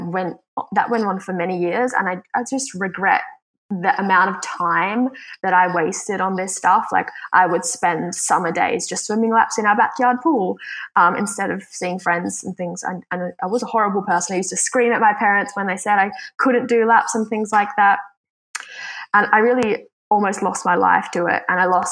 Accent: Switzerland; now in Australia; I am originally from Switzerland, though, but I call Australia home because I've been living here for a really long time.

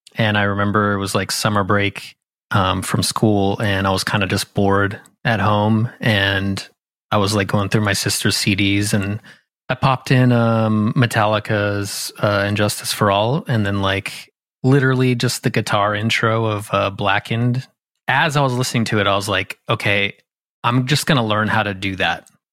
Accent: Southern California, United States; now in Philadelphia, United States; I grew up in Southern California, um, like an hour south of L

